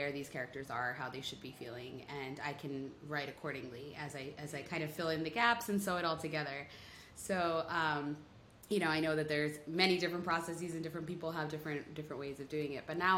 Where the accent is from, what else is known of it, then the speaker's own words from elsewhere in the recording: India; as an Indian who reads the book, it's very possible that someone could be like, oh, I kind of see a little different.